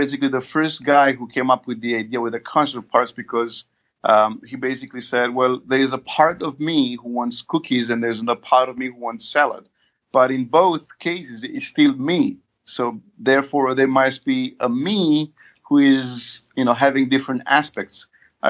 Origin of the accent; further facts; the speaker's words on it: Romania; I'm from Romania.